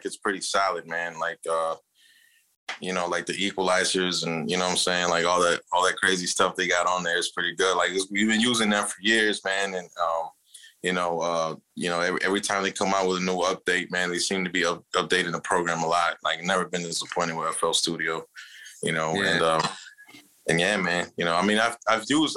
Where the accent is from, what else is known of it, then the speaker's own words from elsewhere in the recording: Chicago, Illinois, United States; We're from Chicago